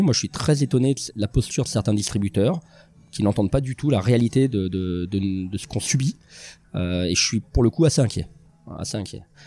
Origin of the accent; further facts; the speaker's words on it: Lyon, Auvergne-Rhône-Alpes, France; j'ai grandi à Lyon